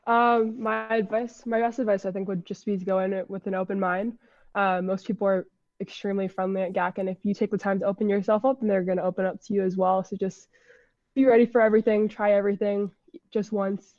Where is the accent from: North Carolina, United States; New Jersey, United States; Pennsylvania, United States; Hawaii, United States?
Hawaii, United States; Honolulu; moved away as an adult; now in Washington, D.C., United States; I'm originally from Honolulu, Hawaii, but I go to school in Washington, D C at American University